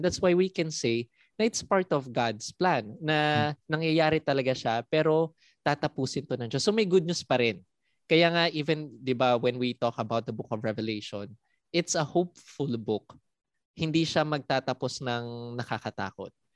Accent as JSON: {"language": "Tagalog", "country": "Philippines", "also_born_or_lived": "Singapore", "said": "Pinoy po talaga ako"}